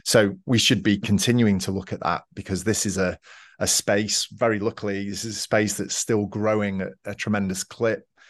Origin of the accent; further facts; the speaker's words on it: Manchester, North West England, United Kingdom; moved away as an adult; now in Georgia, United States; I grew up in Manchester in the U K. I moved around a little bit when I was younger, but mostly in Manchester